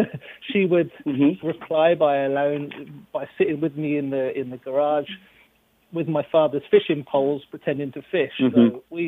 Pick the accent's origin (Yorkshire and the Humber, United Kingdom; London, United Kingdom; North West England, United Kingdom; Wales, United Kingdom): London, United Kingdom; now in United States; Well, I'm in the States, but I'm from England. I'm from London, England.